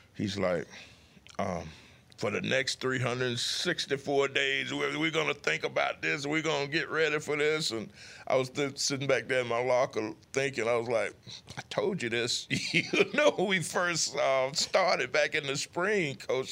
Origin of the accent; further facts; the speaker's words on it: United States; moved away; my hometown is fifty miles away from Mobile